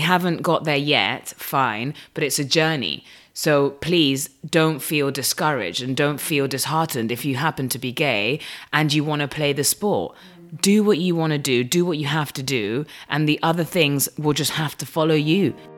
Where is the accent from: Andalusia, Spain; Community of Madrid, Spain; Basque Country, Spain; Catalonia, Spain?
Community of Madrid, Spain; Madrid; growing up in Madrid